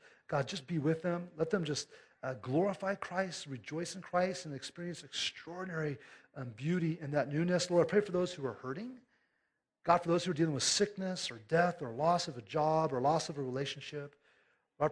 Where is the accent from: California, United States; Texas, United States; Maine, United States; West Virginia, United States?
California, United States; moved away; we're from California